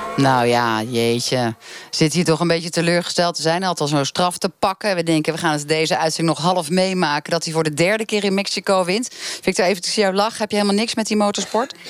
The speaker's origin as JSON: {"language": "Dutch", "town": "Rotterdam", "region": "South Holland", "country": "Netherlands", "said": "Ik kom zelf uit Rotterdam"}